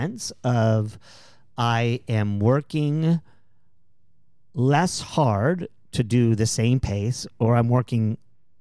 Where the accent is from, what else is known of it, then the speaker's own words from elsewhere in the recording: San Antonio, Texas, United States; I grew up in San Antonio